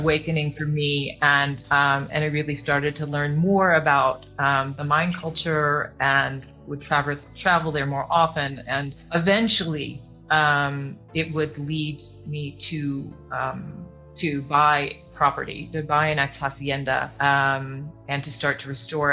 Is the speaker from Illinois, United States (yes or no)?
yes; Chicago, Illinois, United States; moved away as an adult; also born or lived in Yucatan Peninsula, Mexico; now in Mexico; I grew up in Chicago, uh, born in Chicago